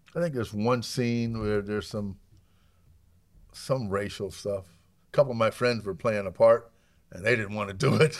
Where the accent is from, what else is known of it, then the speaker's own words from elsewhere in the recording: Alabama, United States; moved away; also born or lived in upstate New York; we grew up in Alabama, we hunted for food 'cause we are very poor. So when my dad moved to upstate New York